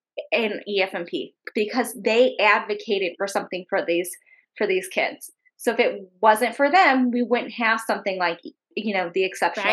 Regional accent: Indiana, United States; moved away; I'm from Indiana

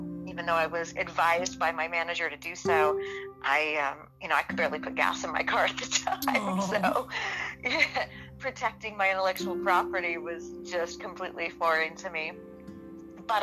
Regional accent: Los Angeles, California, United States; I've been born and raised in Southern California. Been here my whole life. And I grew up at the beach

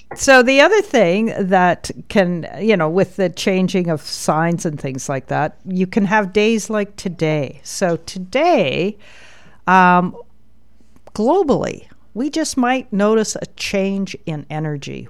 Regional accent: Alberta, Canada; I was born in Alberta.

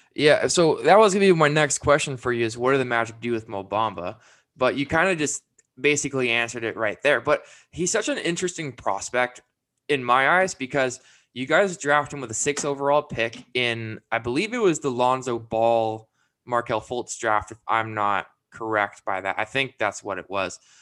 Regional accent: Vancouver, British Columbia, Canada; moved away; I'm originally from Vancouver, Canada.

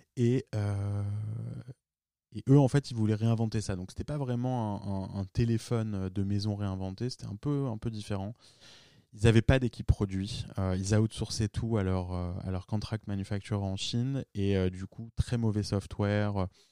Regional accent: France; moved away as an adult; also born or lived in New York / Palo Alto; j'étais un des premiers à, par exemple, à New York, euh, à monter une boîte en tant que Français

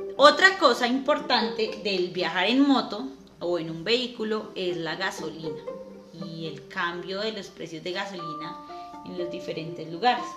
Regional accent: Soacha, Cundinamarca, Colombia; nosotros somos de tierra fría, nosotros somos de cerca a, Bogotá de Soacha, lo que llamarían por acá rolos

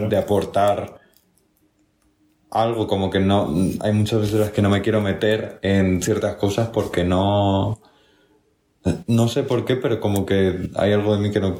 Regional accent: Andalusia, Spain; accent: Andalusian; O sea, yo, de hecho, fíjate que no tengo mucho acento andaluz.

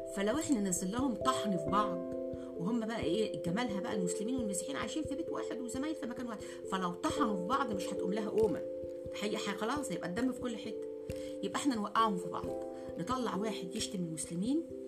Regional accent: Egypt; احنا مصري سواء مسلم مسيحي

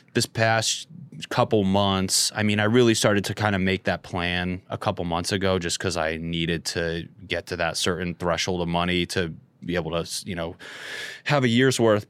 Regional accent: Northeast, United States; moved away; I'm from the Northeast, and I did shows in Boston

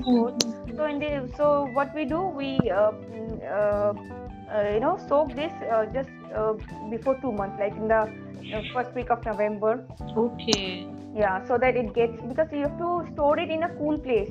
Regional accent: India; we're Indian, where we celebrate so many kinds of festivals

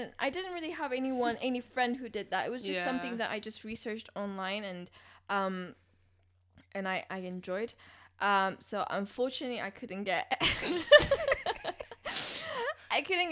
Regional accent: Finland; moved away; also born or lived in Ethiopia; I studied in Finland

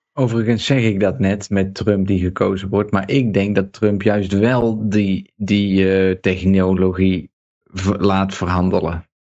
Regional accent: Netherlands; moved away as an adult; also born or lived in Breda; now in Serbia

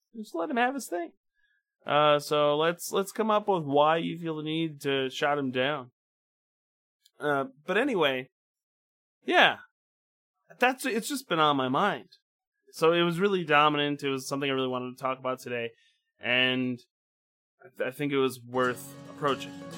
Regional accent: Midwest, United States; my Midwestern Eden, well, Midwestern Protestant upbringing

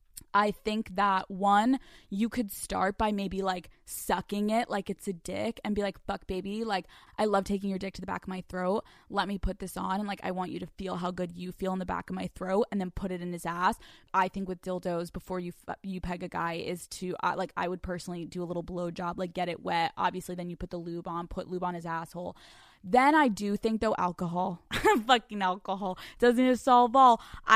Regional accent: the South, United States; I'm from the South. Don't judge me.

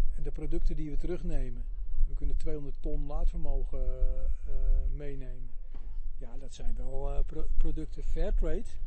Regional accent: Zaanstreek, North Holland, Netherlands; ik kom uit de Zaanstreek, dat was toen het grootste industriële gebied

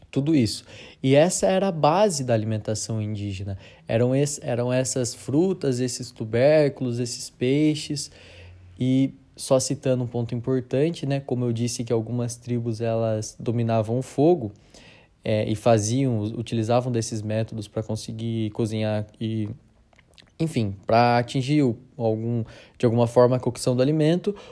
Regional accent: Sorocaba, São Paulo, Brazil; nós aqui, é, que somos de, de Sorocaba, né, do interior de São Paulo

